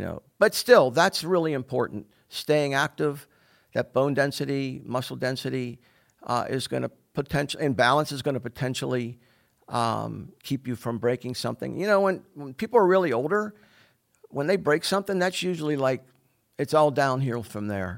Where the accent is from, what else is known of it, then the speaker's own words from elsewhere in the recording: Pittsburgh, Pennsylvania, United States; moved away as an adult; also born or lived in New Jersey; now in Simpsonville, United States; I'm originally from Pittsburgh, Pennsylvania. I was born and raised there.